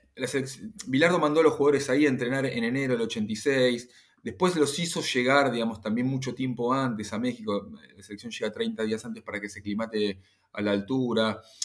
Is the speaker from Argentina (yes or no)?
yes; Argentina; soy argentino